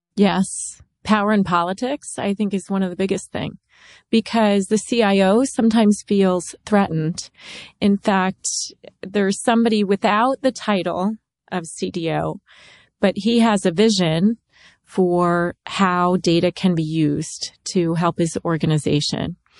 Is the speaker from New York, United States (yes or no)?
no; Maryland, United States; I grew up in Maryland during the Redskins heyday